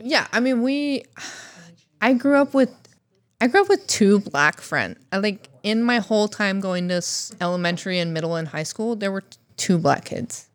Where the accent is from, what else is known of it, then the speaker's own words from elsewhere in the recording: Alaska, United States; moved away; my youth growing up in Alaska